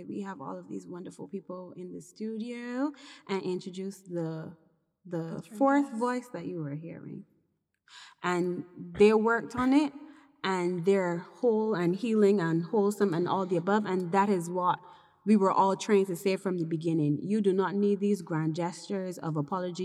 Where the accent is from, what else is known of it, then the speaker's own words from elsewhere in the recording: Barbados; growing up in Mills, Barbados, basically from a middle-class perspective